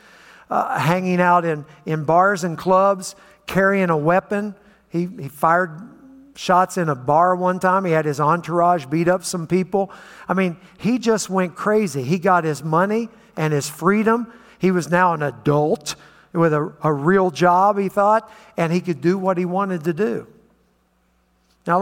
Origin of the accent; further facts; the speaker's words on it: West Virginia, United States; moved away; also born or lived in Nashville, Tennessee; I grew up in West Virginia